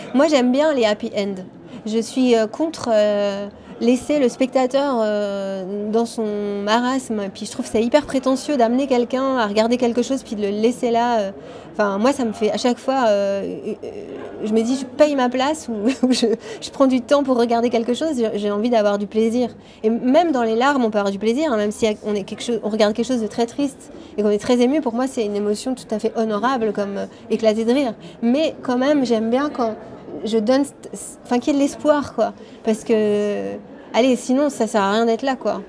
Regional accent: Switzerland; nous on est suisse

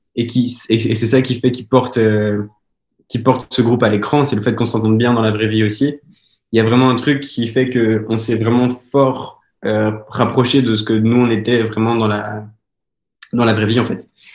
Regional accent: Belgium; now in Montpellier, France; je suis un acteur belge oui, parce que je viens de Belgique

